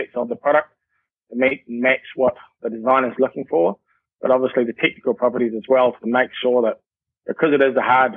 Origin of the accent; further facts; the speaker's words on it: Wellington, New Zealand; also born or lived in Australia / United Kingdom; Growing up in Wellington, there's not too many flat sections